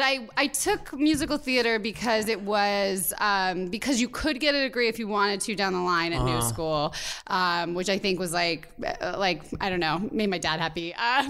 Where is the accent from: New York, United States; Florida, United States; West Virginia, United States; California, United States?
New York, United States; upstate; moved away as an adult; now in New York City, United States; I am from upstate New York. I've lived in Manhattan New York City for 14 years.